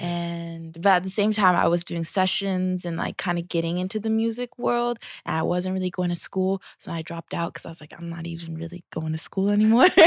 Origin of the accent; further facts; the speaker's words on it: Seattle, Washington, United States; I am from Seattle, Um, let's see, out of Washington. Um, I grew up with me, my mom, my sisters